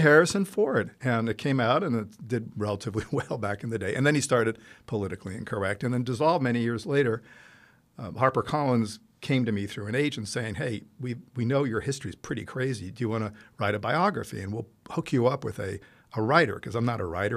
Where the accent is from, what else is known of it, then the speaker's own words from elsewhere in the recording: Italy; moved away as an adult; now in United States; I grew up in Italy